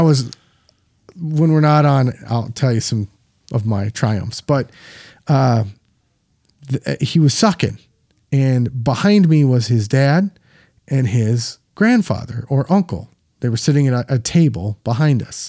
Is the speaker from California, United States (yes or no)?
no; Minneapolis, Minnesota, United States; in my hometown